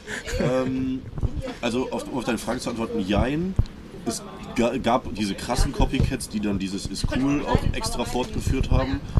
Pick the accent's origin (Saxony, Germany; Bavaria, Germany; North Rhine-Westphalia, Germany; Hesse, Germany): North Rhine-Westphalia, Germany; Cologne; ich bin in Köln aufgewachsen, jetzt also seit 2004 in Köln, bis 2016 dann in Köln gewohnt und habe in Wien studiert.